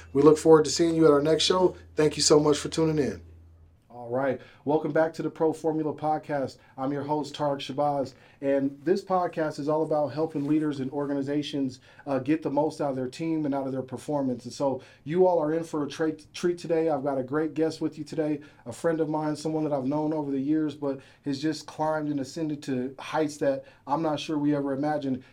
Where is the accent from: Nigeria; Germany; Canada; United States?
United States; Aurora, Colorado; I'm from North Aurora